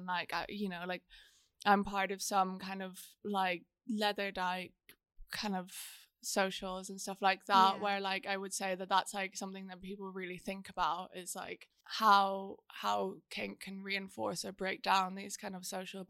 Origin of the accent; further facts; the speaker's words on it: Ireland; I'm Irish